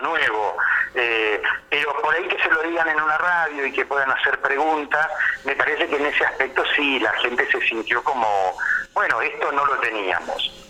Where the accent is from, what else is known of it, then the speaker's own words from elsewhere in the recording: Buenos Aires, Argentina; moved away as an adult; now in Federal, Argentina; yo soy de Buenos Aires